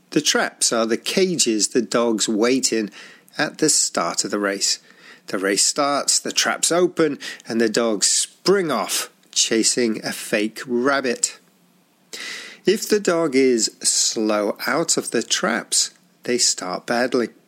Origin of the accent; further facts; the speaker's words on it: Zaragoza, Aragon, Spain; English is a second language; I'm from Zaragoza and I'm a Real Zaragoza supporter